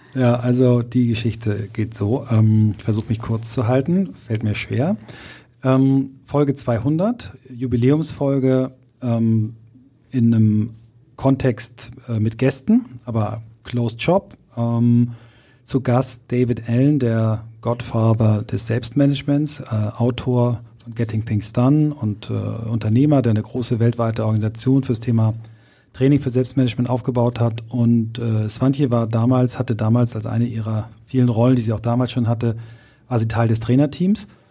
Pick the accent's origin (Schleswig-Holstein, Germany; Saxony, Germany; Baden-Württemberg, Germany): Schleswig-Holstein, Germany; Kiel; gab es in Kiel in meiner Heimatstadt immer diese Anzeigenblätter mittwochs